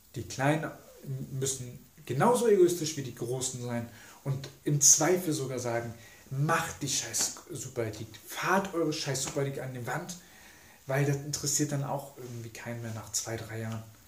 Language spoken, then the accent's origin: German; Germany; wir als Deutsche